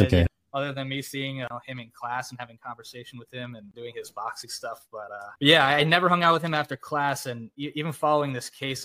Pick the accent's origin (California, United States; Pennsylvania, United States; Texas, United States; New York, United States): Pennsylvania, United States; East Stroudsburg; moved away as an adult; I was born and raised in East Stroudsburg